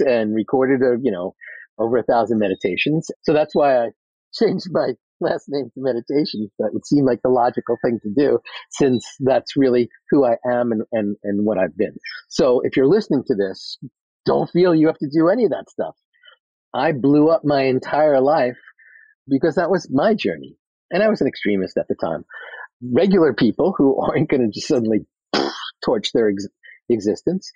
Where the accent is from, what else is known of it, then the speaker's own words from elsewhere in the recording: New York City, New York, United States; I'm from Queens